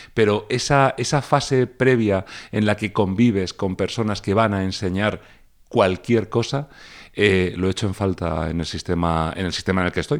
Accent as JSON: {"language": "Spanish", "region": "Region of Murcia", "country": "Spain", "said": "como mi nombre indica, soy de Murcia"}